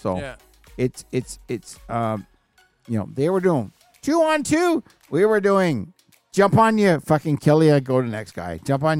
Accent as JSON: {"language": "English", "region": "Newfoundland and Labrador", "country": "Canada", "tie": "born or raised there", "also_born_or_lived": "Ontario", "moved": "yes", "said": "growing up in Newfoundland back in the fucking 70s."}